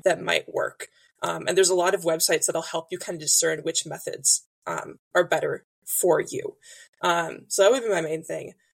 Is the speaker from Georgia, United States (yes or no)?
no; Illinois, United States; moved away as an adult; now in Indiana, United States; I grew up in Illinois, live in Indiana now, moved here for my job about five years ago